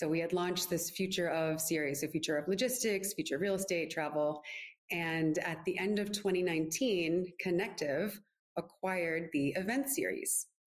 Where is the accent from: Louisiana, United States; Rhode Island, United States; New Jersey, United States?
Rhode Island, United States; Providence; moved away; also born or lived in Washington, D.C. / New York; I'm originally from Providence, Rhode Island.